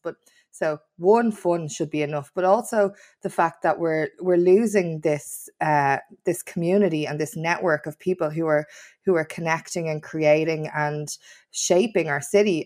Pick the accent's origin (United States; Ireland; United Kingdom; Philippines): Ireland; Dublin, Leinster; I was from Kings Wood in Tala, and I yearned for a city centre life